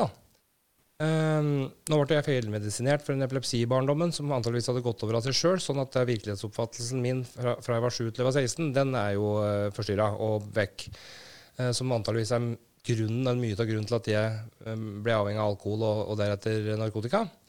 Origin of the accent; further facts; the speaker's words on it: Brumunddal, Innlandet, Norway; jeg vokste opp i Brumunddal, en forholdsvis liten, uh, trygg plass.